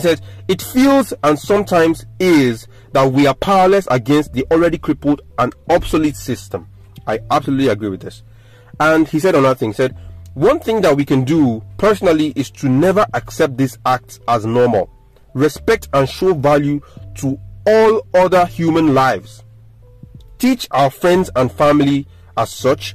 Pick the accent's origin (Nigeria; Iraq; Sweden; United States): Nigeria